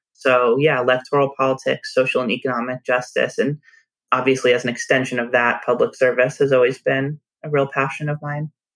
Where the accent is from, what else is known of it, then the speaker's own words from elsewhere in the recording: a suburb of Los Angeles, California, United States; moved away; also born or lived in San Francisco; we grew up in a suburb of Los Angeles.